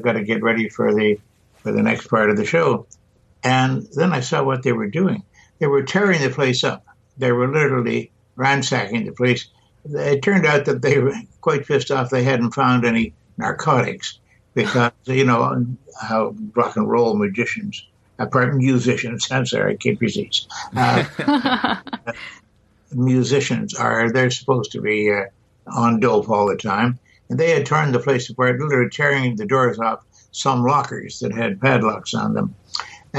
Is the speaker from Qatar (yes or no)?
no; Canada; now in United States; I don't know if you ever quite overcome being Canadian, but I've tried hard